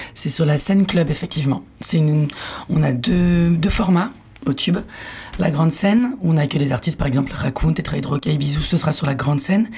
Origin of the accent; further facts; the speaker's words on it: Paris region, Île-de-France, France; moved away as an adult; also born or lived in Philippines / Landes; je viens de Paris, de région parisienne.